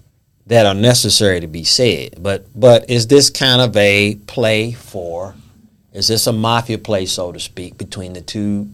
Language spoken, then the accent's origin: English; United States; we're raised in the United States